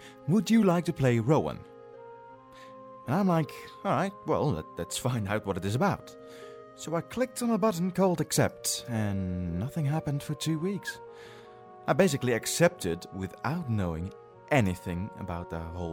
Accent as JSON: {"language": "English", "country": "Netherlands", "second_language": "English", "said": "I am actually Dutch. I am from the Netherlands."}